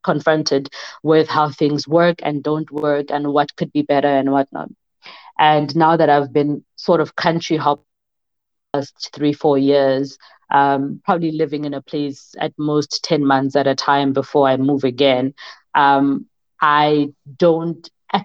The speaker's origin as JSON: {"language": "English", "country": "South Africa", "also_born_or_lived": "Denmark", "moved": "as an adult"}